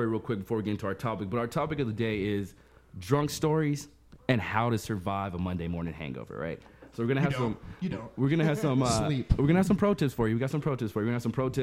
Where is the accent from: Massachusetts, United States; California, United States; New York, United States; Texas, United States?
Texas, United States; Amarillo; I'm from Amarillo